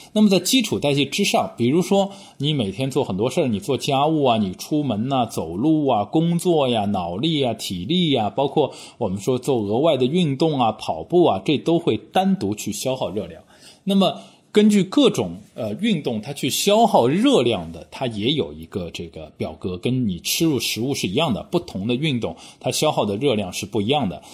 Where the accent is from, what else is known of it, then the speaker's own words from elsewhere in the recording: Shanghai, China; now in London, United Kingdom; 我们上海话叫